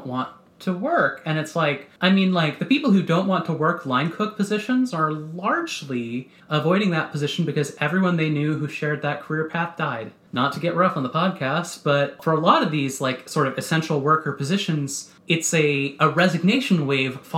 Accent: United States; moved away; leaving my hometown

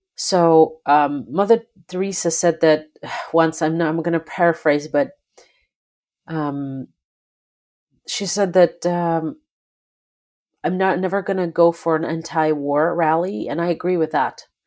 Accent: Belarus; moved away; I am originally from Belarus, and I grew up in a country where, uh, president was elected initially in nineteen ninety-four

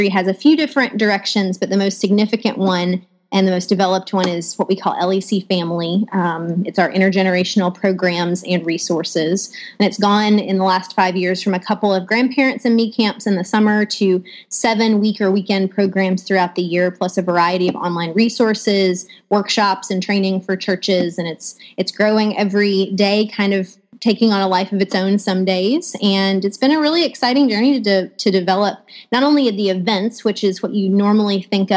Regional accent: West Tennessee, United States; moved away as an adult; also born or lived in Boston / Eastern North Carolina; now in Florida, United States; I'm originally from West Tennessee

